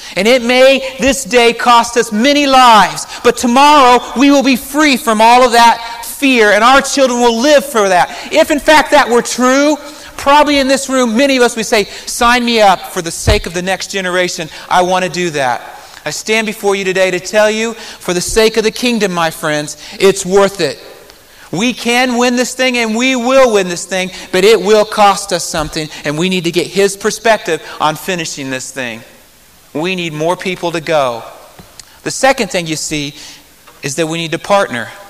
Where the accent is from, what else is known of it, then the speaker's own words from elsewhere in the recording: Marion, Indiana, United States; moved away as an adult; Growing up in Marion, Indiana